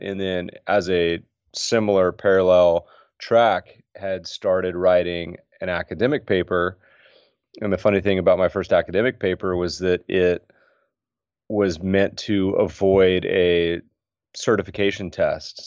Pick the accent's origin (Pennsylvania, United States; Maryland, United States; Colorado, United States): Colorado, United States; also born or lived in Winston-Salem, North Carolina; now in California, United States; grew up mostly in Colorado, little North Carolina